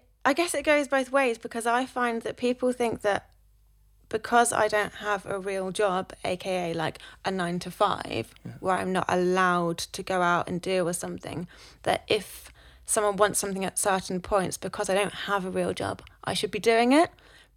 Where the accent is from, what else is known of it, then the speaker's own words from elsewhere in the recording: South West England, United Kingdom; now in London, United Kingdom; Whenever I came up from Cornwall, I loved the fact that people just had blinkers on and would just go and do their thing. Whereas people from Cornwall would be like, oh, I hate that.